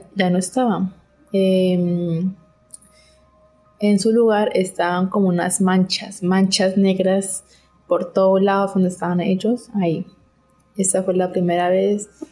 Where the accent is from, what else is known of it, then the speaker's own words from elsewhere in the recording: Colombia; Soy de Colombia